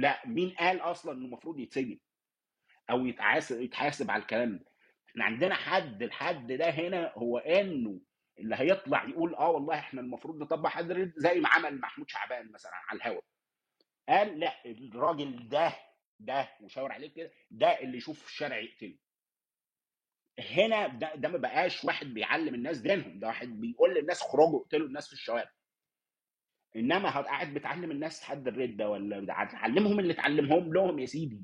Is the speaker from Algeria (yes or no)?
no; Egypt; أنا مثلاً كراجل مصري، اتولدت لقيت نفسي مصري من أب وأم مصرية